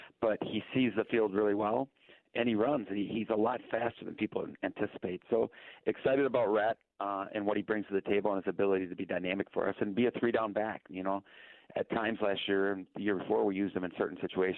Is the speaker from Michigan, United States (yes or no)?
yes; Muskegon, Michigan, United States; I'm from Muskegon, born and raised in Muskegon